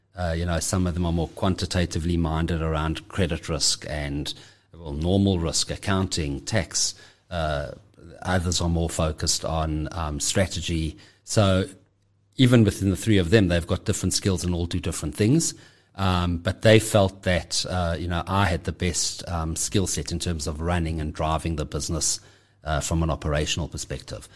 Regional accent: Johannesburg, Gauteng, South Africa; I'm born and bred in Johannesburg. Uh, have always lived here.

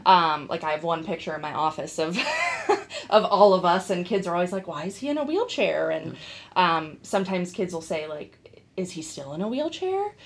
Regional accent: Bath, Ohio, United States; I am originally from here, from Northeast Ohio. I grew up in Bath

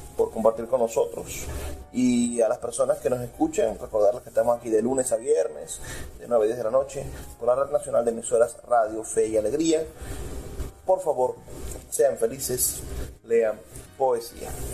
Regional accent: Maracaibo, Zulia, Venezuela

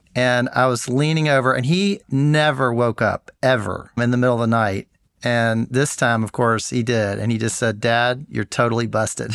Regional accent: Memphis, Tennessee, United States; my hometown of Memphis.

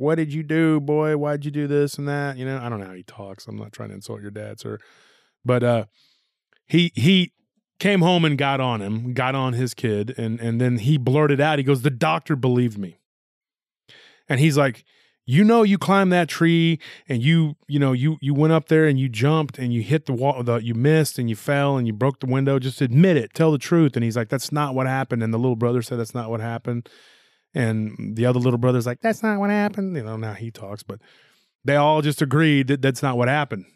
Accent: Texas, United States; That's not how everybody talks just here in Texas.

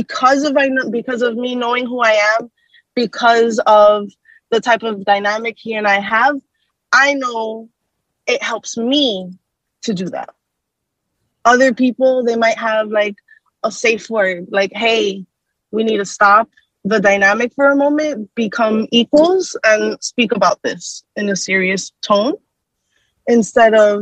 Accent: South Florida, United States; here at my home, in my home state of Florida, South Florida.

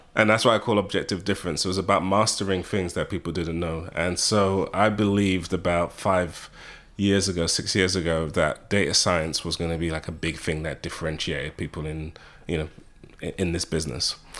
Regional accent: United Kingdom; accent: British; moved away as an adult; now in United States; being British, having a British accent

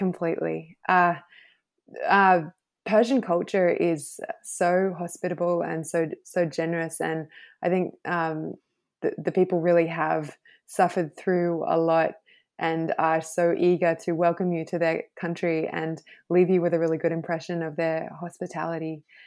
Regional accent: Thredbo, New South Wales, Australia; also born or lived in Queensland; now in Noosa, Australia; I grew up in the snowy mountains, um, a little village called Thredbo

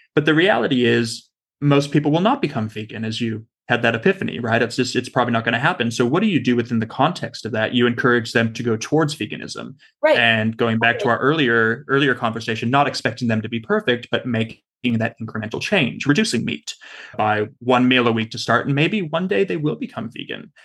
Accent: Southern California, United States; now in Australia; I'm from Southern California originally

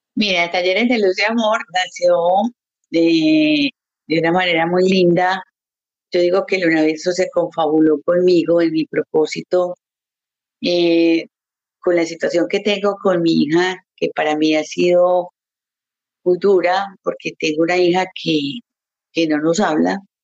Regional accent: Colombia; also born or lived in Canada; now in Montreal, Canada; yo soy colombiana de corazón, amo mi país

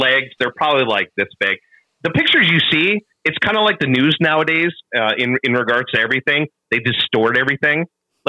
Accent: Minnesota, United States; I'm from Minnesota

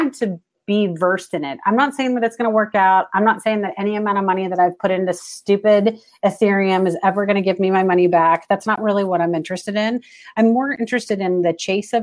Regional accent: Portland, Oregon, United States; I'm born and raised in Portland, so I do love the Blazers

